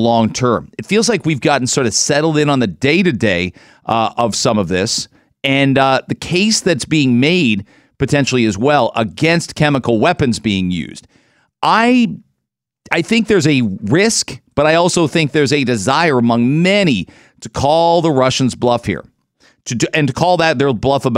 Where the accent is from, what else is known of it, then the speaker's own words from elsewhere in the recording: London, Ontario, Canada; I grew up in London. So I can't imagine the city I grew up in and the size of it